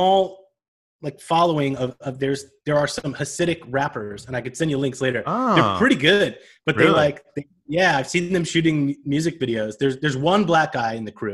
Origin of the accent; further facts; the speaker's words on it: upstate New York, United States; I grew up in upstate New York